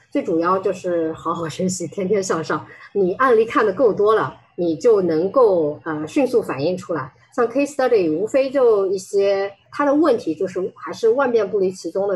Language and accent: Chinese; China; 我们中国人可能也不是特别喜欢夸自己